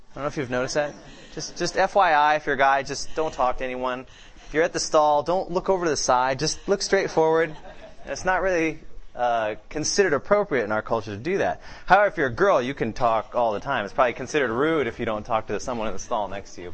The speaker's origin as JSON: {"language": "English", "town": "Seattle", "region": "Washington", "country": "United States", "said": "I'm from Seattle"}